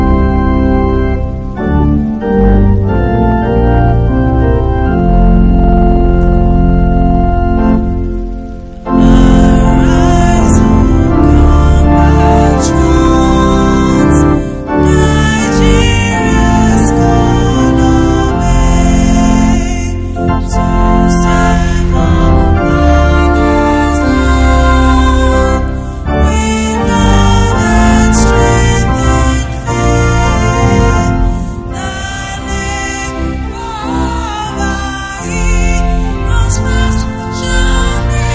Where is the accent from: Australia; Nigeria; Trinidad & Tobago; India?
Nigeria; I am not a Nigerian by accident